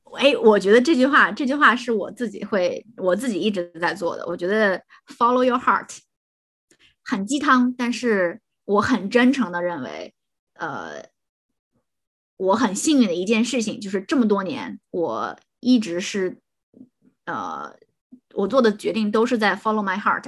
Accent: Shandong, China; moved away as an adult; 山东人啊

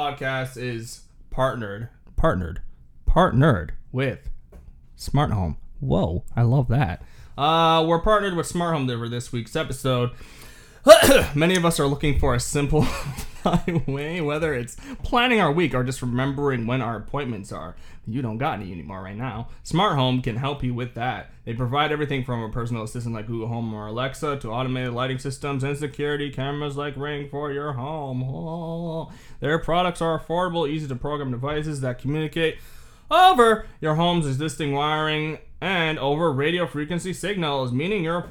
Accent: Canada; we're Canadian.

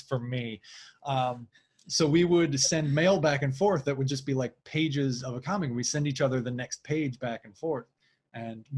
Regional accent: Flint, Michigan, United States; I grew up in Flint, Michigan

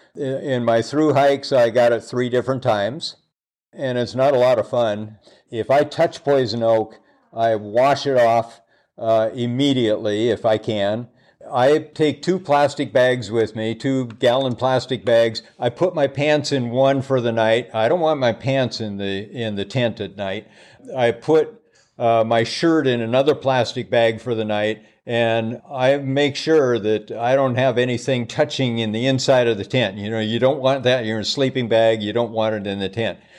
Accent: Seattle, Washington, United States; moved away; I grew up in Seattle as well

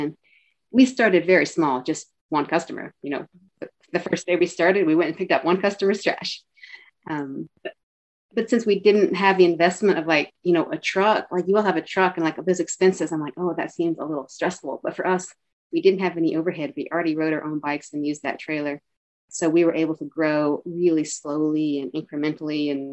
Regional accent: Eastern Kentucky, United States; moved away as an adult; also born or lived in Chicago; now in Northampton, United States; And I grew up in Eastern Kentucky where it's really mountainous

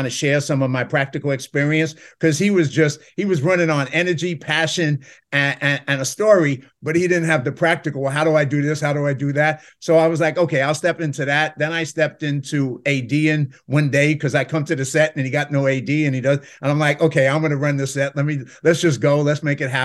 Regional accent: New York City, New York, United States; I come from the South Bronx

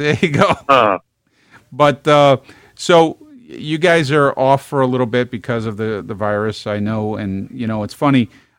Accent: New York City, New York, United States; moved away as an adult; also born or lived in Virginia; my whole vocabulary coming from Brooklyn was, hey, how you, no, it was, how you doing?

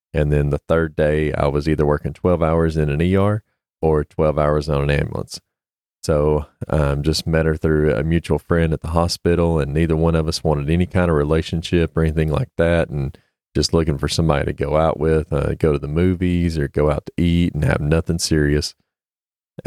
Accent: East Tennessee, United States; I'm from East Tennessee, born and raised

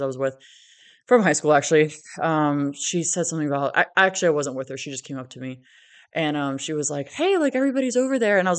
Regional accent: Virginia, United States; moved away as an adult; also born or lived in Florida; I remember when I moved home a year ago to Virginia.

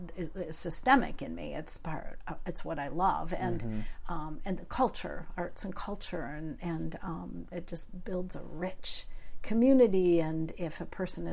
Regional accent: Midland, Michigan, United States; now in Upper Peninsula, United States; growing up in that particular town, because it was a really very wealthy town, but very pretentious town.

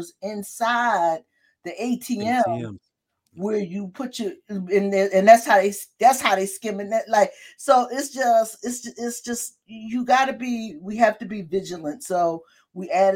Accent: Philadelphia, Pennsylvania, United States; also born or lived in West Oak Lane, Philadelphia; growing up in North Philly

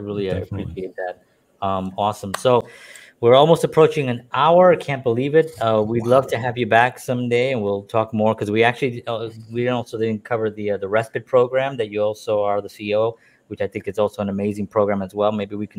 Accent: New York, United States; And by the way, you know, I am blessed that I was born and raised in New York. I love New York.

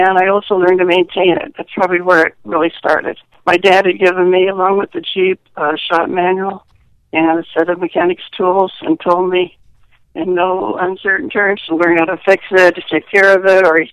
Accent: Kansas City, Missouri, United States; I grew up in Kansas City, Missouri

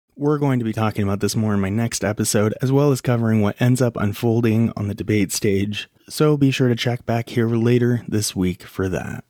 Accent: Montana, United States; my home state is on that list

